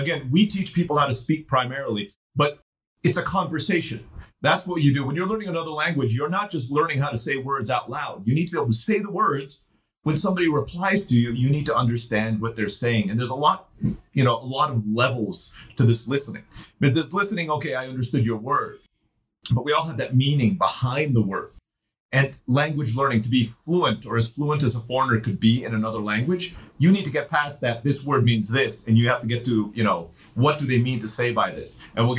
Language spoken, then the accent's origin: English; Turkey; born or raised there; also born or lived in Philippines